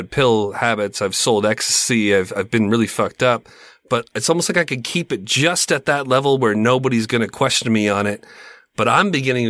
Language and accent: English; Canada; I'm Canadian.